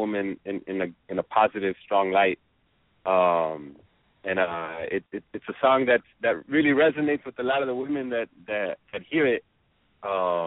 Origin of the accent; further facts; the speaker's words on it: Southern California, United States; we grew up, city kids, sons and daughters of immigrants, and the music that we play and the lyrics that we sing reflect our experience growing up here.